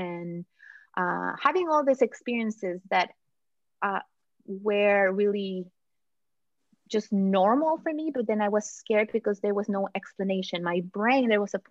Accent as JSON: {"language": "English", "country": "Mexico", "tie": "born or raised there", "moved": "yes", "said": "I was born in Mexico."}